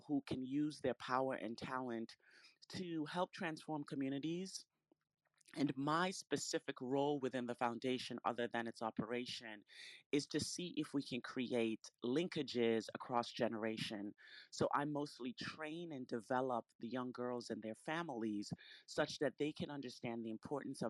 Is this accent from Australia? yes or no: no; Retreat, Saint Mary, Jamaica; moved away; also born or lived in Philadelphia; I was born in Retreat St. Mary